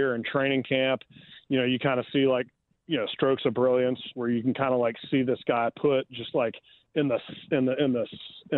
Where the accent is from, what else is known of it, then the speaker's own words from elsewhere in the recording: East Tennessee, United States; I'm from East Tennessee